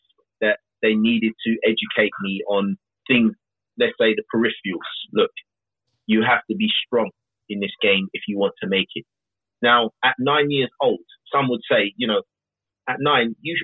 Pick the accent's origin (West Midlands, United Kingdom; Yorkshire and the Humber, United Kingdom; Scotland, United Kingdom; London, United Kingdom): London, United Kingdom; At least I was born here. Born South London.